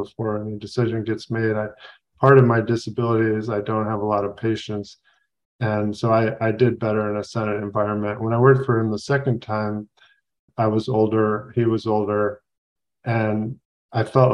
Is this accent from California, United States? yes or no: yes; Southern California, United States; also born or lived in Washington; now in California, United States; I grew up in Southern California